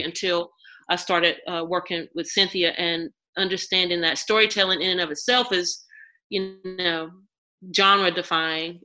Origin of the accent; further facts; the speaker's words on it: Mount Olive, North Carolina, United States; now in Durham, United States; I'm right. from botankus or Mount Olive